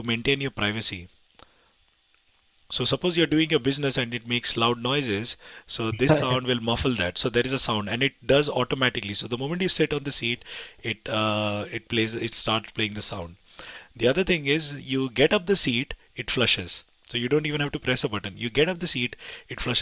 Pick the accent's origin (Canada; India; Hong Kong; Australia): India; I come from India